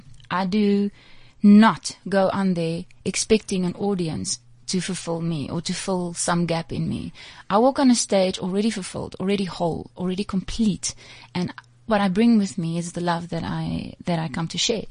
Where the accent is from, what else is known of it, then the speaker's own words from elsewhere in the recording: Namibia; I grew up in Namibia